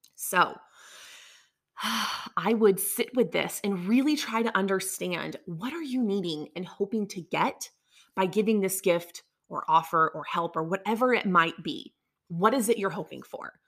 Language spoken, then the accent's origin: English; the South, United States; I grew up down here in the South in a conservative world where everything is yes, ma'am, no, ma'am, thank you, yes, sir all of those things.